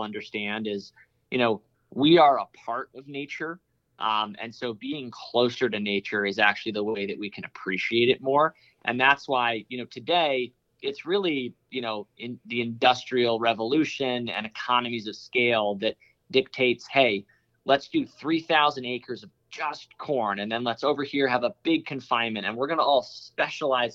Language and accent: English; Connecticut, United States; moved away; also born or lived in California; I grew up in Connecticut, spent a lot of time in California